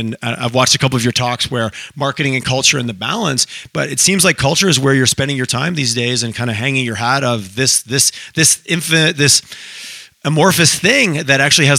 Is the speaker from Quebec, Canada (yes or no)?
yes; Montreal, Quebec, Canada; now in Calgary, Canada; I grew up in Montreal